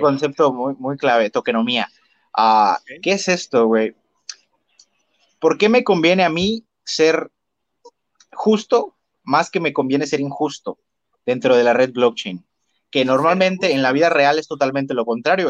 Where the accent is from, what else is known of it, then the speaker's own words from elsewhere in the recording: Mexico; como yo mexicano